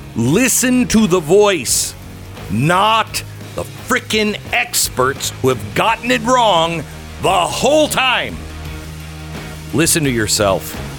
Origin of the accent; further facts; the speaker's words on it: Seattle, Washington, United States; I'm from Seattle